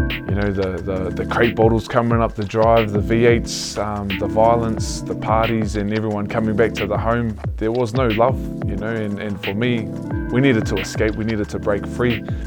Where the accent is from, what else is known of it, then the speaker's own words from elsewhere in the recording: Hastings, Hawke's Bay, New Zealand; also born or lived in Taradale; born and born and raised in Hastings